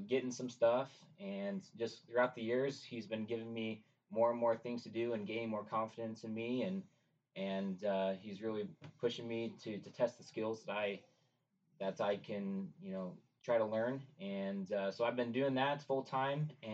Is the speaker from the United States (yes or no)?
yes; Nebraska, United States; I am from Nebraska, and it's a small town kind of outside of the capital city